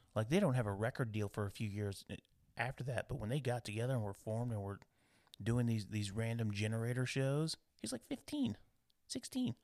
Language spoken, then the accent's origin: English; United States; being American